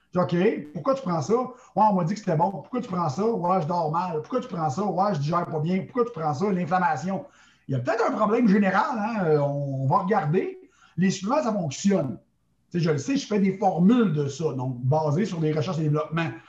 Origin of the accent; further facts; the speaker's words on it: Montreal, Quebec, Canada; je suis originaire de Montréal, au Québec.